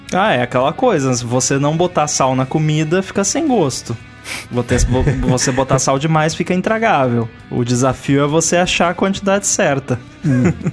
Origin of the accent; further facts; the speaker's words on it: Rio Grande do Sul, Brazil; lá na minha cidade, no Rio Grande do Sul